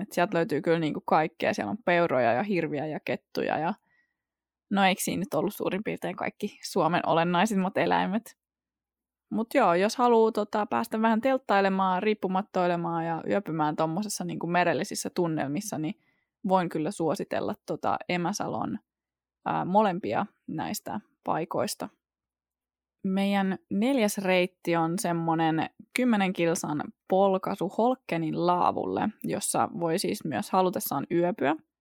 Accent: Porvoo, Uusimaa, Finland; Mä oon itse kotoisin Porvoosta ja mä oon asunut siellä yli 20 vuotta

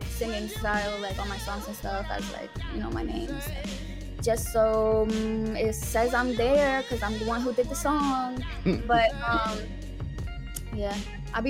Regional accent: Pennsylvania, United States; growing up in Pennsylvania, it's like a small town.

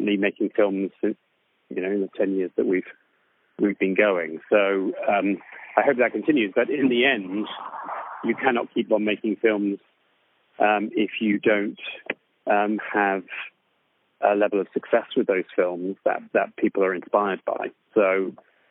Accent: West Country, South West England, United Kingdom; I grew up in the West Country in the UK

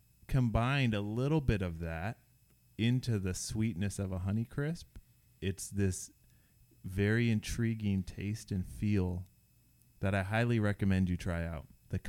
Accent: Seattle, Washington, United States; born or raised there

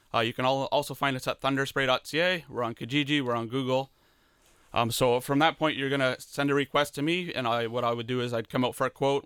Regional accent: Leamington, Ontario, Canada; I grew up in Leamington

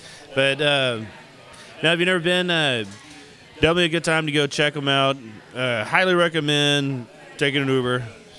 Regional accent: Humble, Texas, United States; I grew up in Humble

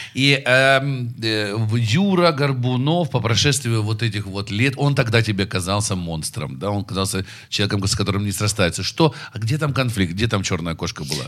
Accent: Darnytskyi District, Kyiv, Ukraine; я парень из Дарницкого района

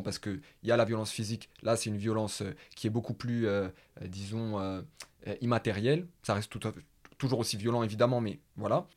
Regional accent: Paris, Île-de-France, France; je suis du 19e arrondissement de Paris.

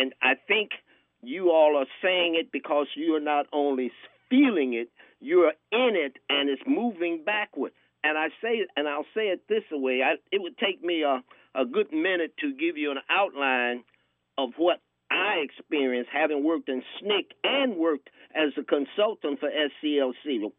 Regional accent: Indianapolis, Indiana, United States; born or raised there

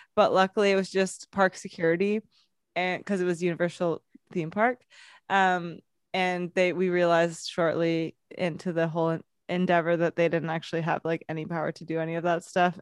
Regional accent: London, United Kingdom; moved away; I grew up in London

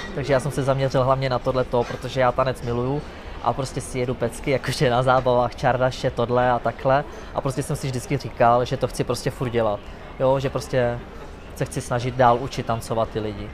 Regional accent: Czechia; což z Česka

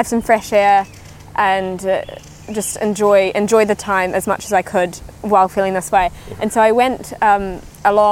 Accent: New Zealand; moved away as an adult; now in Belfast, United Kingdom; I'm from New Zealand.

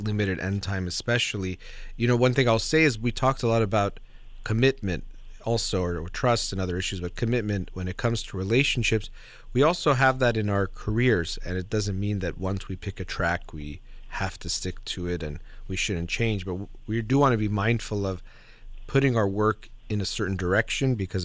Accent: United States; I was born in the United States

